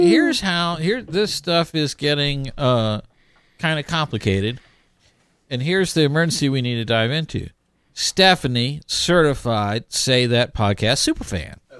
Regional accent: Houston, Texas, United States; moved away; I made my triumphant return to my hometown of Houston

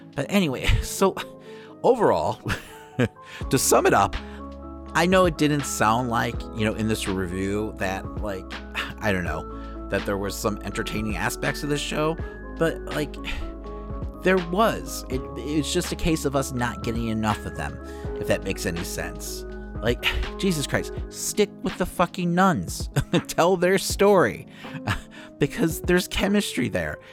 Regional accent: Chicago, Illinois, United States; I'm from Chicago

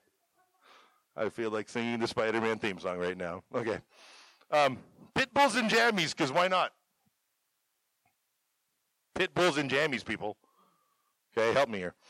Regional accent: Canada; moved away as an adult; also born or lived in Gordon, Nebraska; now in Chadron, United States; I am from Canada

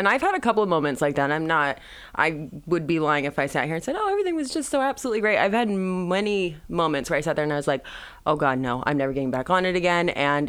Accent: Mentone, California, United States; Born and raised in Mentone, California. Got to represent the 909. And I currently live in Mentone, California. I have not left the Inland Empire.

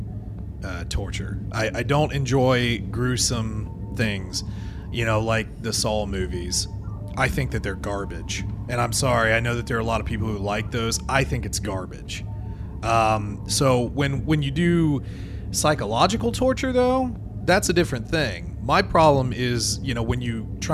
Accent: Ohio, United States; Ohio, we view ourselves as Southerners

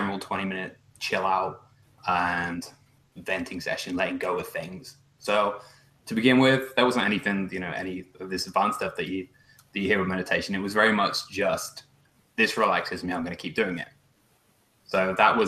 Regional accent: England, United Kingdom; moved away as an adult; now in Canada; I immigrated from England to Canada

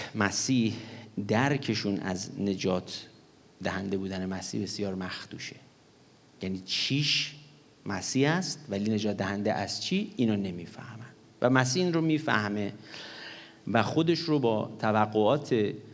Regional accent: Gorgan, Golestan, Iran; moved away; من در دوران کودکیم به خاطر دلایل مختلف در گرگان که بودیم

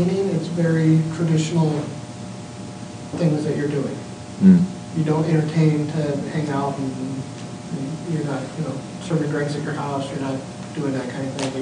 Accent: Brazil; born or raised there

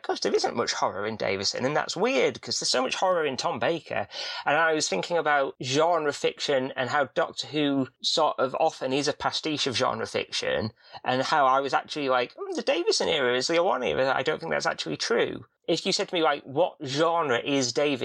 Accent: Yorkshire and the Humber, United Kingdom; I'm from Yorkshire

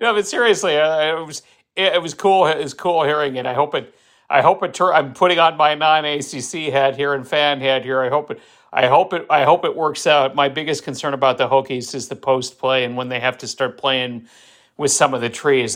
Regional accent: Fargo, North Dakota, United States; I am from Fargo

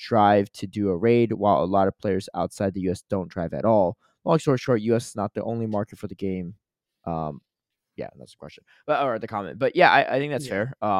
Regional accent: United States; We're both from the United States. So, of course, our perspective is definitely skewed towards that.

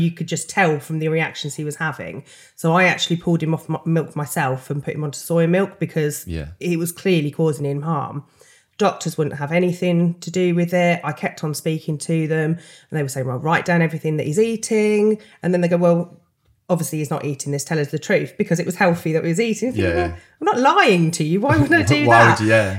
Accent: Peterborough, East of England, United Kingdom; obviously from Peterborough.

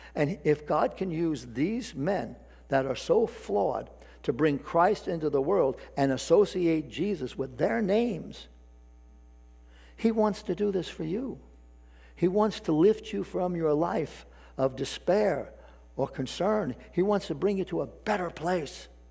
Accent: New York City, New York, United States; New York City, in particular my hometown

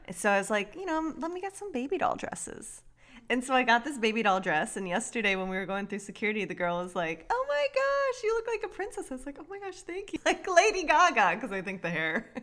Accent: South Florida, United States; I grew up in South Florida

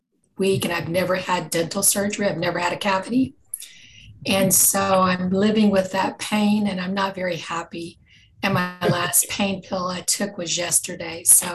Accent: Houston, Texas, United States; from Houston, Texas.

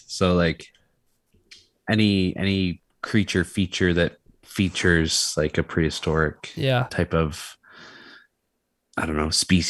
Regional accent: Canada; We have to keep up the nice Canadian persona.

